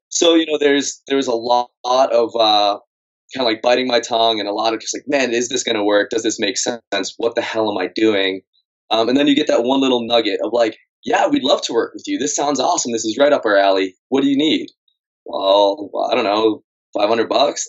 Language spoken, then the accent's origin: English; Massachusetts, United States; moved away as an adult; I grew up in Massachusetts